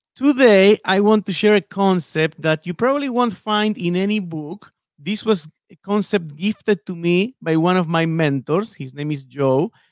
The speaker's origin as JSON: {"language": "English", "region": "Buenos Aires", "country": "Argentina", "tie": "born or raised there", "moved": "as an adult", "lives_now": "Seattle, United States", "said": "I was born and raised in Buenos Aires, in Argentina"}